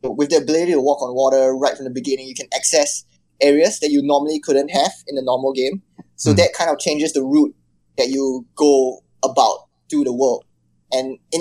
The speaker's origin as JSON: {"language": "English", "country": "Singapore", "said": "I'm from Singapore, which is considered like Southeast Asia"}